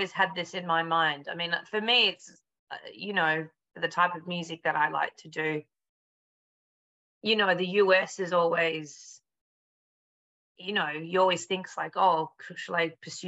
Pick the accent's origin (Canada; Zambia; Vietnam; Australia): Australia; Perth, Western Australia; also born or lived in Melbourne; now in London, United Kingdom; I'm originally from Perth, which is on the west coast, but my family probably for the last 20 years or so has been living in Melbourne